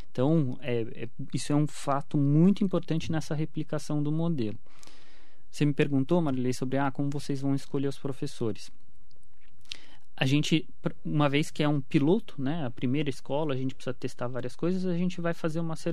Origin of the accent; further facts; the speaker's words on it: Mogi das Cruzes, São Paulo, Brazil; Quando eu era criança, eu morava na Vila Suíça, era Sim. rua de terra ainda.